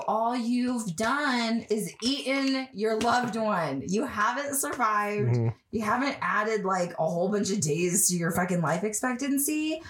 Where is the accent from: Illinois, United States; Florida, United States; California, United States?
California, United States; as a Californian